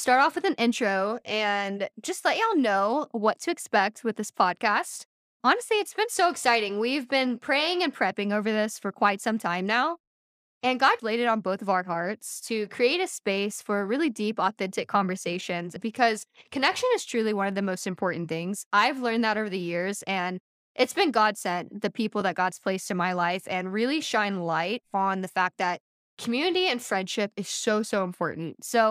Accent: Texas, United States; also born or lived in Louisiana / Massachusetts; I was born in Texas. I've lived all over Texas, but I've also lived in Louisiana, Massachusetts for a little bit, right outside of Boston, but eventually made my way back to Texas

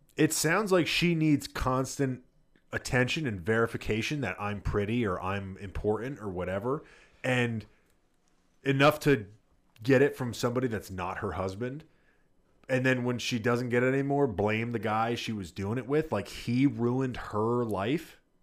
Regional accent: New Jersey, United States; growing up in Jersey

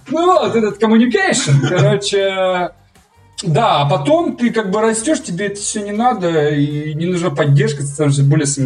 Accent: Russia; Я говорю, вы идиоты, я же осетин.

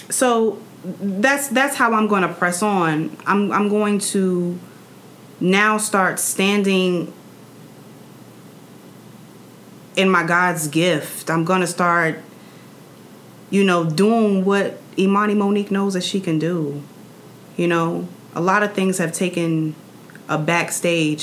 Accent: New York City, New York, United States; I'm from Queens, New York

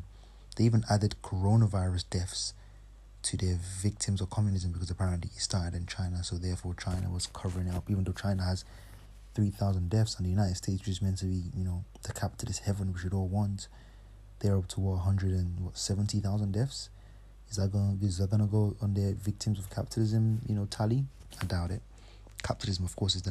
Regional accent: Nigeria; first language English; I'm from Nigeria, but I colonized, our native language is English, but you know, I speak Yoruba also

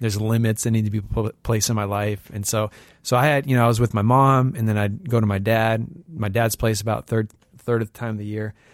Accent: Bay Area, California, United States; also born or lived in Saint Louis, Missouri; a kid who grew up in the Bay Area

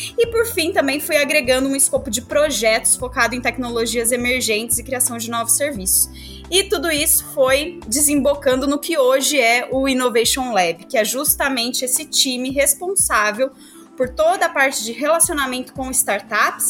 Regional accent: interior of São Paulo, Brazil; also born or lived in southern Minas Gerais; sou mineira, nasci no interior de Minas Gerais, no sul, vivi aí minha vida toda no interior de São Paulo

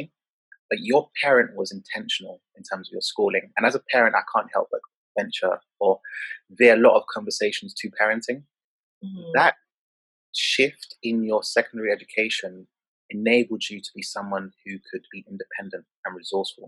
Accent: London, United Kingdom; I grew up in Peckham, Southeast London

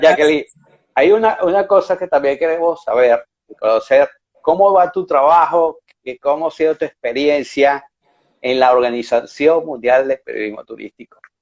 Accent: Venezuela; moved away; mi pasaporte está vencido

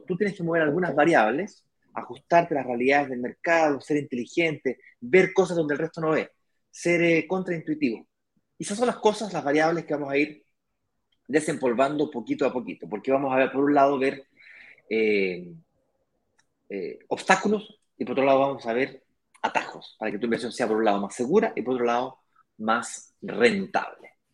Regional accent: Santiago, Santiago Metropolitan Region, Chile; yo nací en Santiago, me crié en Santiago, mi hermano también

